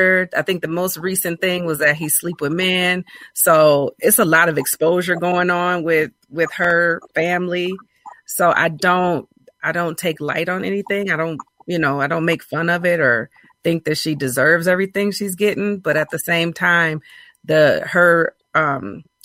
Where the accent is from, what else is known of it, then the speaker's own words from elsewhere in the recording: Grand Rapids, Michigan, United States; Well, I'm from Michigan. I'm from Grand Rapids, Michigan